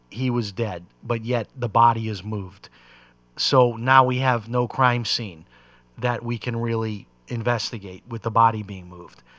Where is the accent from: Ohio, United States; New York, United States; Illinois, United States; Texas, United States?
Illinois, United States; Chicago; growing up in Chicago.